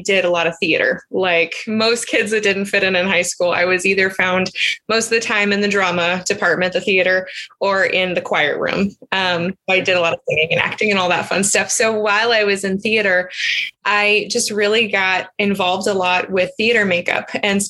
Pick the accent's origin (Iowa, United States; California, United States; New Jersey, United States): California, United States; moved away as an adult; my hometown in California